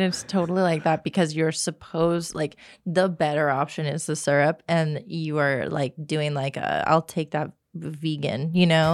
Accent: Texas, United States; moved away as an adult; now in Los Angeles, United States; I am from Texas.

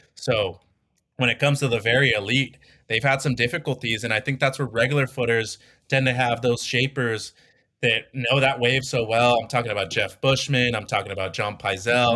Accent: Mazatlán, Sinaloa, Mexico; my hometown of Mazatlan

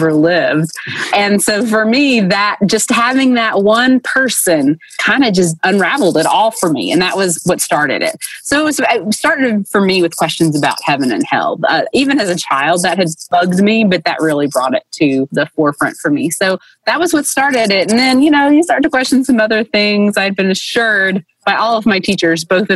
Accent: Dayton, Tennessee, United States; born or raised there

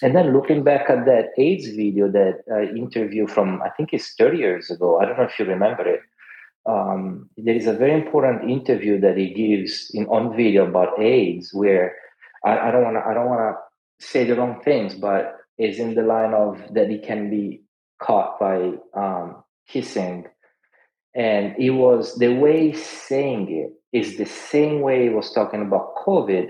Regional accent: Italy; moved away; I grew up in Italy

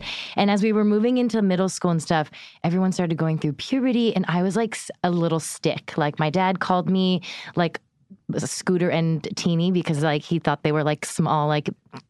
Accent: Erie, Pennsylvania, United States; I was from Erie, Pennsylvania.

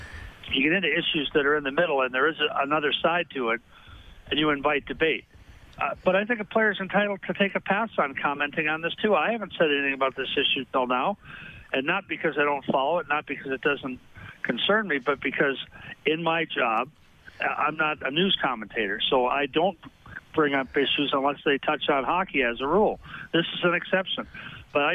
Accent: Minnesota, United States; also born or lived in Rhode Island; I was born in Rhode Island, but I grew up in Minnesota

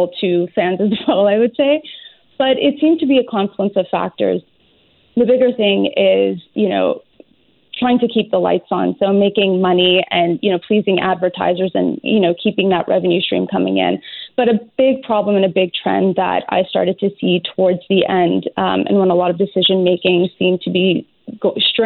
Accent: Montreal, Quebec, Canada; also born or lived in Toronto; I grew up in Montreal

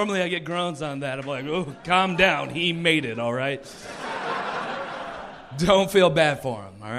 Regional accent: Kansas, United States; now in St. Louis, United States; I grew up in Kansas.

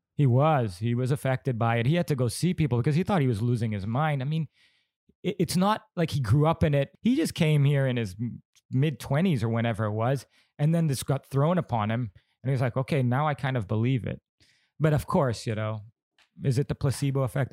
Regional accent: Bali, Indonesia; growing up in Bali

